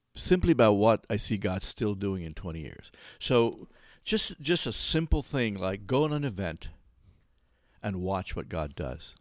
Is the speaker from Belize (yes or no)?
yes; Belize; I'm from Belize, so Guatemala is my neighbor.